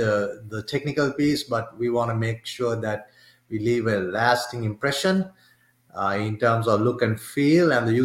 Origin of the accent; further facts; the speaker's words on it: Sri Lanka; moved away; I'm originally from Sri Lanka, and my mom and dad both are, they work for the government in Sri Lanka